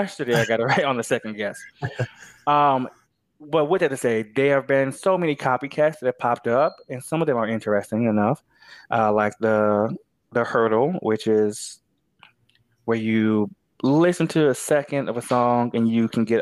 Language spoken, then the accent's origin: English; United States; I'm American